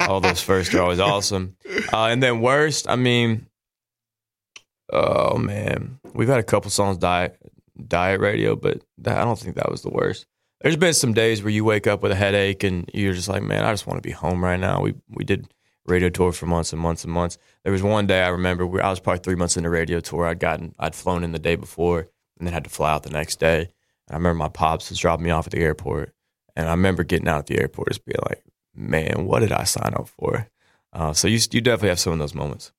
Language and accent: English; Nashville, Tennessee, United States; I grew up in Nashville